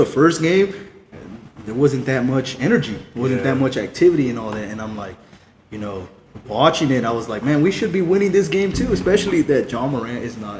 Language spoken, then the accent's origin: English; Stockton, California, United States; I'm from Stockton, man.